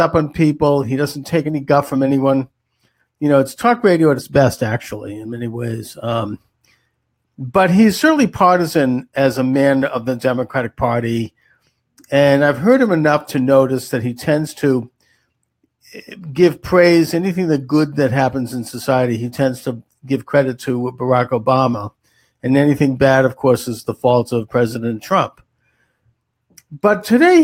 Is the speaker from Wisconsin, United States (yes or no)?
no; Boston, Massachusetts, United States; Boston, which is my hometown